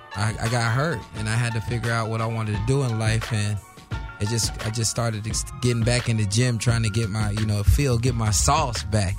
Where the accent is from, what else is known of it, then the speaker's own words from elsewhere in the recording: Boynton Beach, Florida, United States; moved away as an adult; now in Los Angeles, United States; I'm from Florida, Boynton Beach, Florida